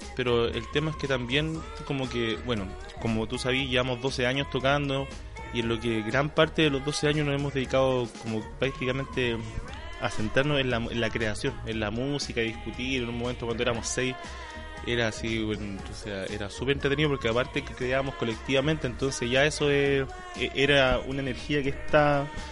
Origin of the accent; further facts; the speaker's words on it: Valparaíso, Chile; soy porteño me siento orgulloso